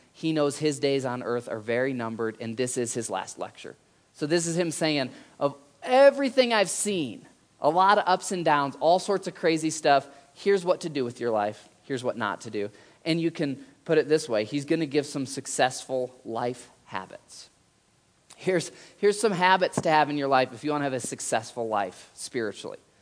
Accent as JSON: {"language": "English", "region": "Michigan", "country": "United States", "tie": "born or raised there", "said": "I grew up in Michigan"}